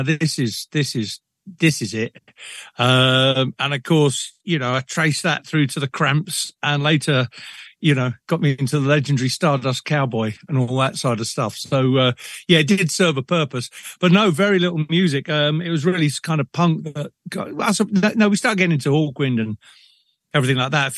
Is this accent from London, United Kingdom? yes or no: yes; London, United Kingdom; moved away as an adult; also born or lived in Liverpool; now in Brecon, United Kingdom; born and bred in Liverpool, and until about the age of five, and I was dragged to London